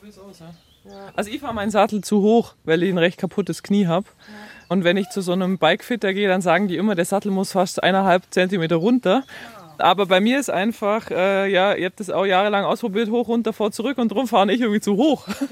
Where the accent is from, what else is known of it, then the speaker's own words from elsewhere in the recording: near Kempten, Allgäu, Bavaria, Germany; Ich komme eben aus der Nähe von Kempten